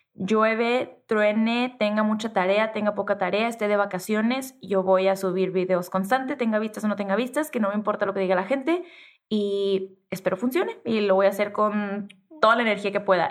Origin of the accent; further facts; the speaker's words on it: Tijuana, Baja California, Mexico; accent: norteña, pocha; yo soy norteña y crecí en Tijuana y soy de frontera y hablo súper pocha